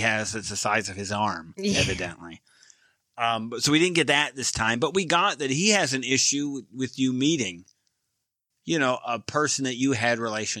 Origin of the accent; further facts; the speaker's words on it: United States; Yeah, I'm American.